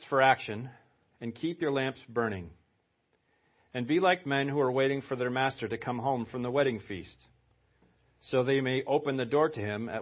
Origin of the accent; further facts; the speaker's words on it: Lewiston, Maine, United States; now in West Ossipee, United States; I was born in Lewiston